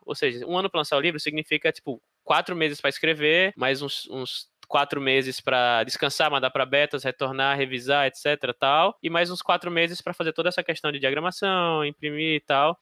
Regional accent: Aracaju, Sergipe, Brazil; moved away as an adult; now in São Paulo, Brazil; Eu sou de, de Aracaju, Sergipe, lá no Nordeste, e eu vim pra cá já com acho que uns 25 anos de idade

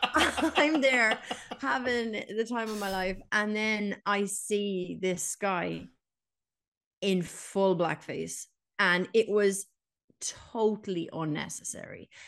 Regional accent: Ireland

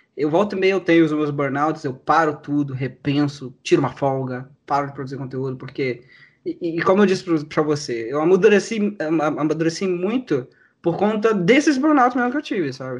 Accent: Rio de Janeiro, Brazil; sou do Rio de Janeiro

